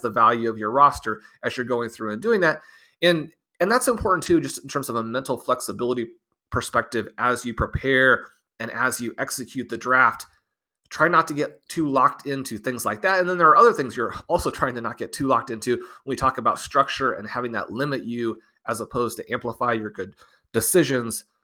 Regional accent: Kansas City, Missouri, United States; I'm from Kansas City

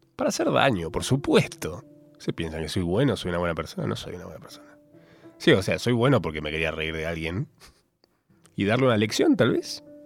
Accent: Capilla del Monte, Córdoba, Argentina; moved away as an adult; yo de chico viví en Capilla del Monte, Córdoba, hasta mis 19, y como buen cordobés

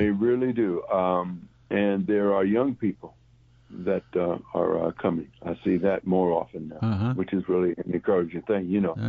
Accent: St. Louis, Missouri, United States; now in Memphis, United States; But I'm from St. Louis.

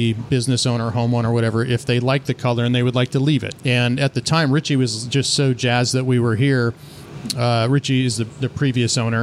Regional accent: Santa Clarita, California, United States; also born or lived in San Bernardino, California; I was born in San Bernardino, which is quite east of here, a couple hours east of here. And then my parents just kind of migrated northwest a little bit into Santa Clarita back in the early 70s. And so that's where my base youth was

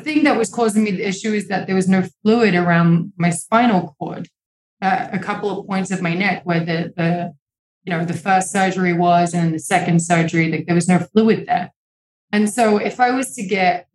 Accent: England, United Kingdom; now in Los Angeles, United States; I'm from England. It always rains over there.

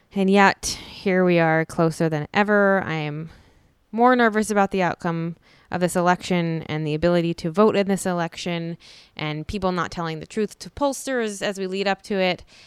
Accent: Philadelphia, Pennsylvania, United States; moved away; I grew up in Philadelphia

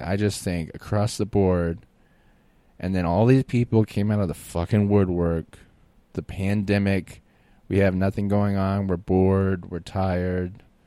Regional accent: Florida, United States; moved away; also born or lived in New Orleans, Louisiana / Austin, Texas; I grew up in Florida

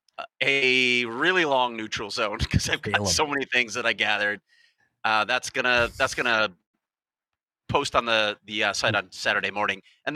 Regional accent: Chicago, Illinois, United States; Of course I'm from Chicago.

